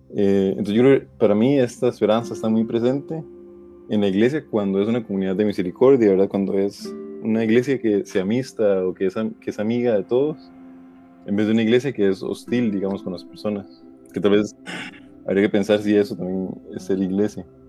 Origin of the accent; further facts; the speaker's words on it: Costa Rica; soy de Costa Rica